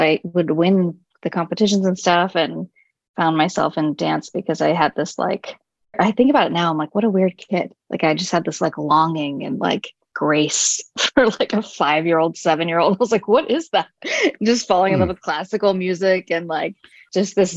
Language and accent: English; Los Angeles, California, United States; born in LA and raised